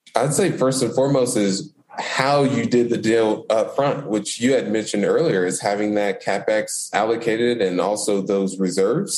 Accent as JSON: {"language": "English", "town": "Indianapolis", "region": "Indiana", "country": "United States", "tie": "born or raised there", "said": "I was born and raised in Indianapolis"}